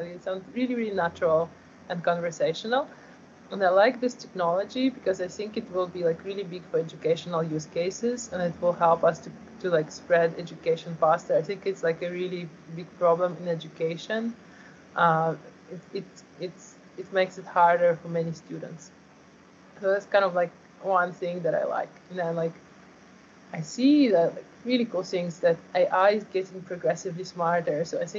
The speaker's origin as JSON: {"language": "English", "country": "Ukraine", "tie": "born there", "said": "So, right, I was born in Ukraine. So right now Russia invaded Ukraine and there is active war going on."}